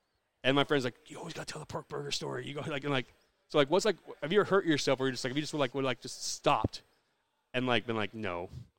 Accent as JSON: {"language": "English", "region": "Southeast Iowa", "country": "United States", "said": "I'm from Southeast Iowa, the Missouri border"}